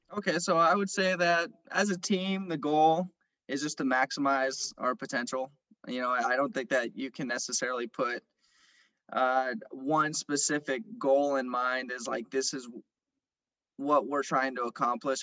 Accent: San Jose, California, United States; moved away; also born or lived in Santa Barbara / Los Angeles; I'm from San Jose originally

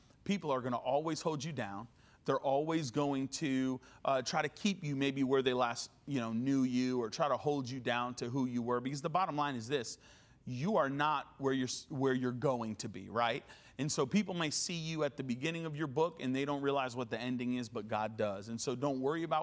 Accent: United States; I was born here in America

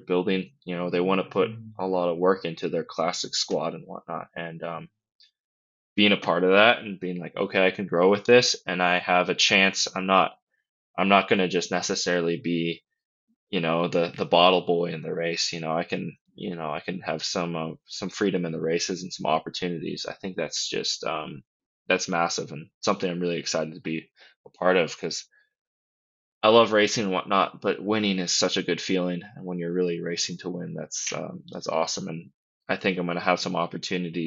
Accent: Colorado, United States; I'm from Colorado too

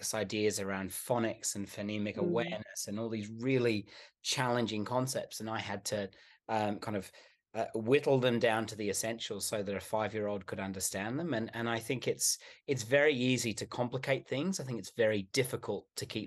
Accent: Sydney, New South Wales, Australia; also born or lived in Melbourne; I'm from Sydney

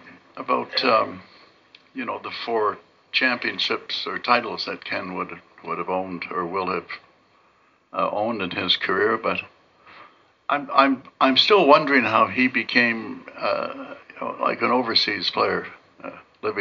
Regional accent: Canada; I'm from Canada.

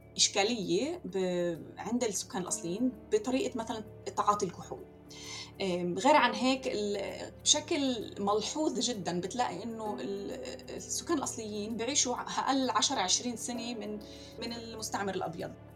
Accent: Acre, Northern District, Israel; moved away as an adult; also born or lived in Korea; now in Melbourne, Australia; أنا بنت عكا وأنا خلقت وربيت بعكا

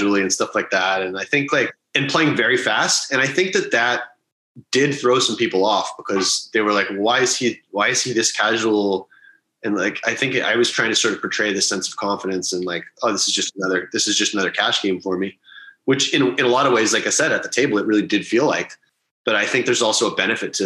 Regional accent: Halifax, Nova Scotia, Canada; moved away as an adult; also born or lived in Toronto / Las Vegas; I was born in Toronto in 1987. Grew up in Halifax, which is a smallish city on the east coast of Canada.

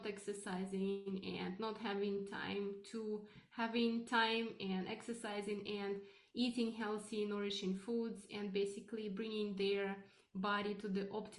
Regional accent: Russia; now in Canada; I am originally from Russia

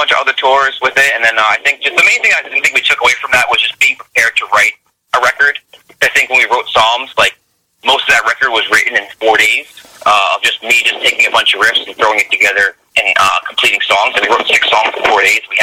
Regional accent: Union, New Jersey, United States; central Jersey. We're all from like different areas. Like I'm from Union, so that's like central, right by the airport, by Newark Airport.

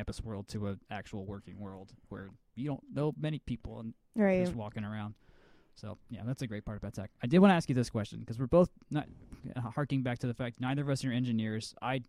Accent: Atlanta, Georgia, United States; I grew up in Avondale, in East Atlanta

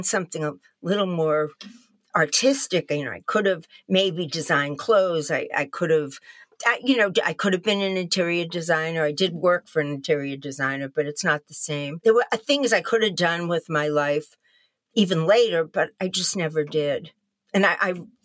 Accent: Newton, Massachusetts, United States; I grew up in Newton, Massachusetts, about 15, 20 minutes outside of Boston as a child in the 50s.

